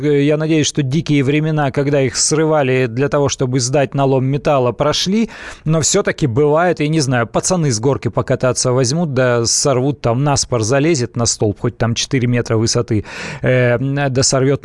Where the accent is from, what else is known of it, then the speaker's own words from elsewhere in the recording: Siberia, Russia; Я из Сибири родом